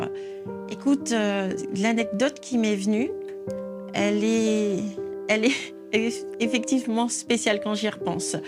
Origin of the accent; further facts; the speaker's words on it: Niger; je suis originaire du Niger, un pays d'Afrique de l'Ouest euh, j'ai grandi dans une famille aimante, attentionnée.